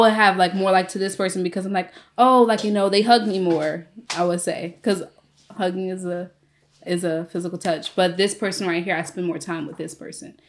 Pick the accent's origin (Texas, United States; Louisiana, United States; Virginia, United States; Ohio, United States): Virginia, United States; Newport News; I'm from Newport News, Virginia